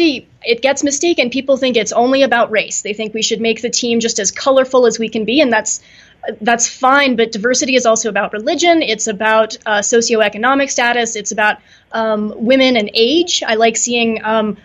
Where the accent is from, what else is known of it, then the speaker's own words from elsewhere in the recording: the South, United States; I'm from the South, and our expression there is clean like the preacher's sheets.